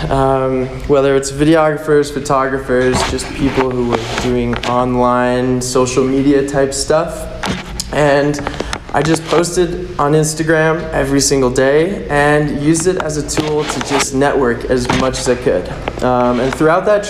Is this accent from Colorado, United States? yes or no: yes; Manitou Springs, Colorado, United States; I grew up in Colorado, down in Manitou